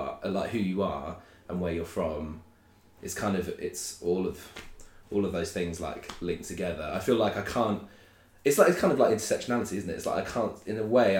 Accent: Sutton, London, United Kingdom; also born or lived in Brixton; I grew up in like kind of suburb, like very, very suburban Greater London

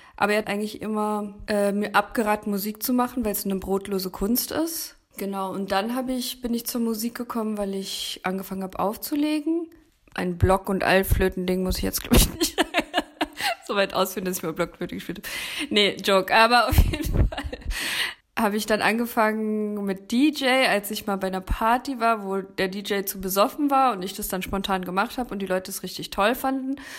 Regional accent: Berlin, Germany; now in Leipzig, Germany; Bin eigentlich aus Berlin

